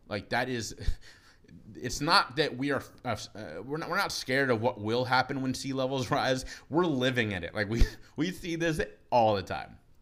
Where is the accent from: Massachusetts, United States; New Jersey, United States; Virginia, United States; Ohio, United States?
Ohio, United States; Cincinnati; moved away as an adult; now in Charleston, United States; Moved down here from my hometown of Cincinnati, Ohio